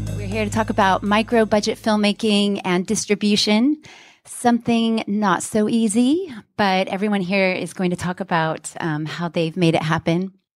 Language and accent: English; Houston, Texas, United States; moved away as an adult; now in London, United Kingdom; I'm from Houston, but I've lived in London a long time.